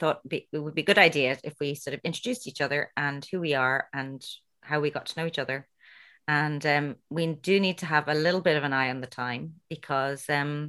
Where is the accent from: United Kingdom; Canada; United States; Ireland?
Ireland; We are two Irish facilitators of Danielle Laporte's Heart Centered and Desire Map programs.